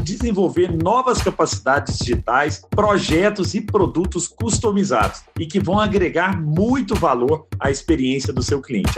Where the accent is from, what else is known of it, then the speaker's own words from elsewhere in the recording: Araguari, Minas Gerais, Brazil; lá em Araguari, né, na minha terra natal